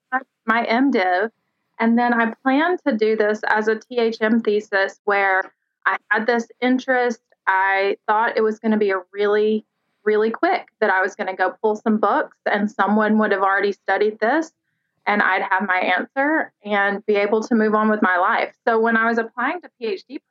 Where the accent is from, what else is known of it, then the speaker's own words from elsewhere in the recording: Alabama, United States; I grew up in Alabama and pageants were everywhere